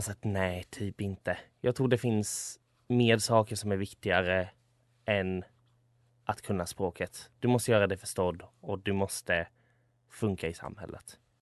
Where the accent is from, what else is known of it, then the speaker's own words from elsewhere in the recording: Sweden; jag är född här och uppvuxen här och har bara svenskt medborgarskap.